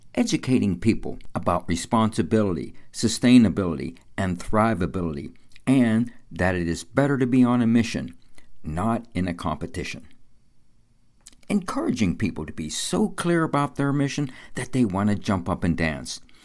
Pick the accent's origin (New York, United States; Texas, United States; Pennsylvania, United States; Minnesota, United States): Pennsylvania, United States; New Kensington; my hometown of New Kensington, eighteen miles north of Pittsburgh on the Allegheny River